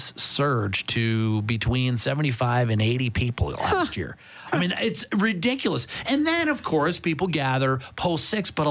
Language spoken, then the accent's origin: English; United States; moved away as an adult; now in Canada; me being American